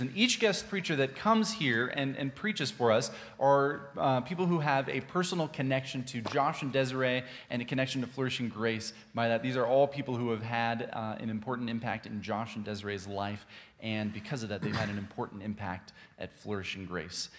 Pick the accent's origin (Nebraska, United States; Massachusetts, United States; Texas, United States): Texas, United States; Texas Hill Country, United States; I grew up in the Texas Hill Country